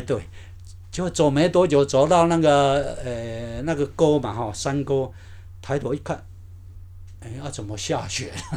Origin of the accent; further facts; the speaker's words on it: Ruifang, New Taipei, Taiwan; moved away as an adult; 我高中是练瑞芳高弓，嗯哼。是练那个土木科的